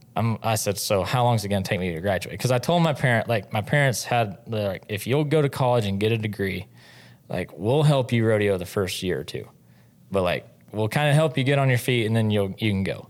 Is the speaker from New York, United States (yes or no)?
no; Mooreland, Oklahoma, United States; moved away; also born or lived in Stephenville, Texas; I grew up in Oklahoma, a little town in northwest Oklahoma called Moreland